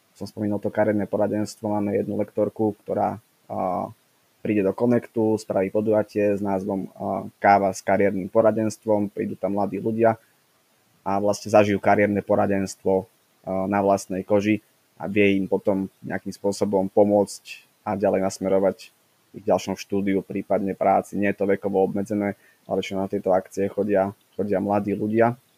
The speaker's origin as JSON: {"language": "Slovak", "town": "Zvolen", "region": "Banská Bystrica Region", "country": "Slovakia", "said": "som zo zvolená"}